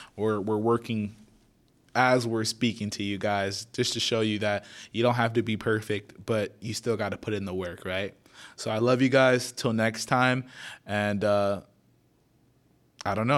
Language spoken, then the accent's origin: English; Naples, Florida, United States; born and raised in Naples, Florida